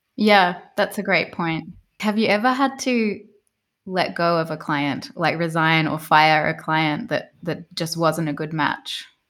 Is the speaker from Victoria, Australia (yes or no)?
yes; Melbourne, Victoria, Australia; now in Berlin, Germany; I'm actually from Melbourne originally